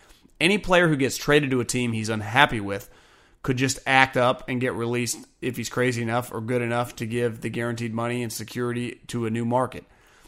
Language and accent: English; California, United States; I'm a sucker for T.O., though, growing up in the Bay.